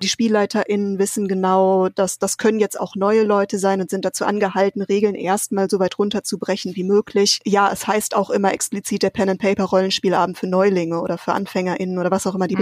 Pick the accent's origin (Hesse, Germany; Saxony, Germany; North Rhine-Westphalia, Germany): North Rhine-Westphalia, Germany; Paderborn; now in Aachen, Germany; Ich bin in Paderborn aufgewachsen